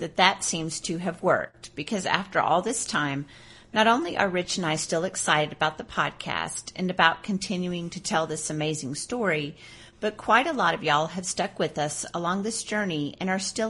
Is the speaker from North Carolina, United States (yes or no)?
no; Fayetteville, Arkansas, United States; like a lot of people growing up in the South, I first learned about the Civil War through what I was taught in school as a kid, which I don't remember being particularly skewed to a Confederate viewpoint, maybe because I grew up in a city and a college town in Fayetteville.